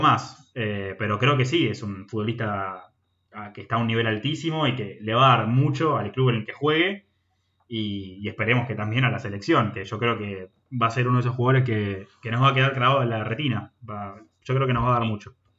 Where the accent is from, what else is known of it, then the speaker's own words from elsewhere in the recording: Argentina; somos argentinos